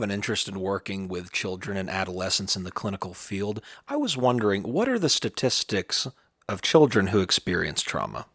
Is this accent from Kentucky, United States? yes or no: yes; southeastern Kentucky, United States; in my hometown, in my home area in southeastern Kentucky near the Appalachian Mountains